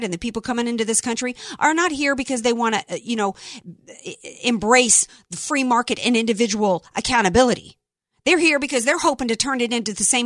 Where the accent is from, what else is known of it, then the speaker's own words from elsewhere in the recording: the South, United States; I grew up in the South